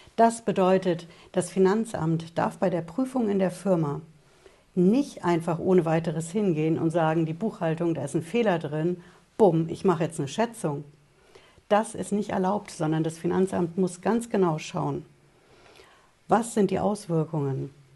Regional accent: Germany; bei uns in Deutschland

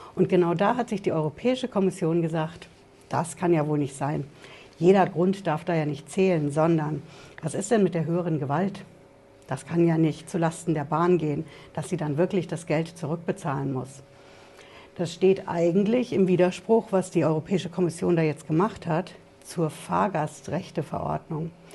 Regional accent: Frankfurt, Hesse, Germany; bei uns in Frankfurt

